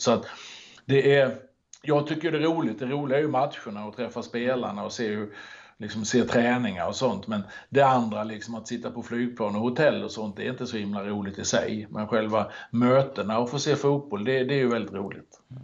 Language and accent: Swedish; Halmstad, Halland County, Sweden; moved away as an adult; also born or lived in Norrköping; now in Lidingö, Sweden; Född och uppvuxen i Halmstad och bodde där i väldigt många år innan det blev Norrköping. Och nu bor jag på, i Stockholm ute på Lidingö